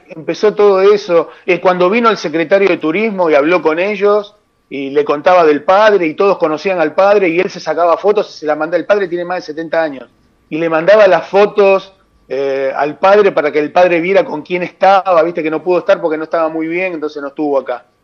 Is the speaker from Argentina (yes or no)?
yes; Santa Teresita, Buenos Aires Province, Argentina; mi pueblo